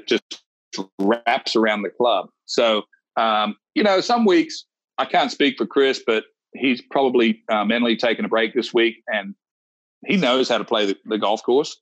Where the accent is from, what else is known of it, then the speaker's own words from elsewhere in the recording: Wagga Wagga, New South Wales, Australia; moved away; I'm from Wagga Wagga. We grew up playing high school golf together